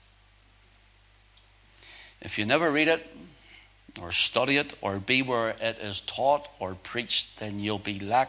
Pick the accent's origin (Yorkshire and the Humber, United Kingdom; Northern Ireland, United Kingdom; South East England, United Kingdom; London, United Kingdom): Northern Ireland, United Kingdom; Northern Ireland